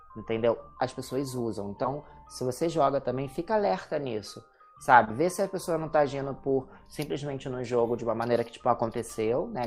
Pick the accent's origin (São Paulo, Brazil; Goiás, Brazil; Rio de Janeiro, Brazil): Rio de Janeiro, Brazil; eu sou do Rio